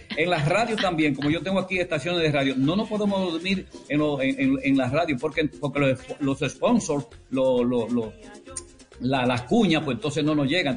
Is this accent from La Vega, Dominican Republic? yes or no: yes; La Vega, Dominican Republic; moved away; also born or lived in San Francisco de Macorís / Puerto Rico; yo soy de La Vega